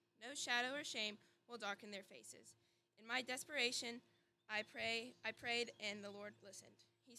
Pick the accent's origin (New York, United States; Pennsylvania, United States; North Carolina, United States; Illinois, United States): North Carolina, United States; Franklin; I was born and raised in Franklin, North Carolina, and I love Jesus very much.